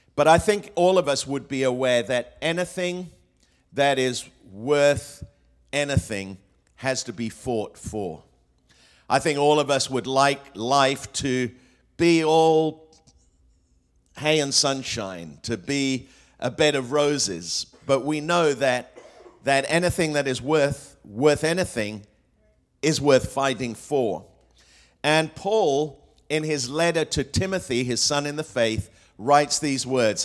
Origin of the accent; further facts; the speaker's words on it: England, United Kingdom; also born or lived in Australia / Hong Kong; now in United States; I grew up in England